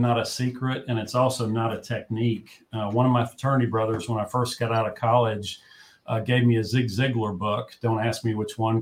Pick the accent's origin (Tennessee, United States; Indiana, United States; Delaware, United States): Tennessee, United States; Gatlinburg; I was raised in Gatlinburg, Tennessee. So I'm a hillbilly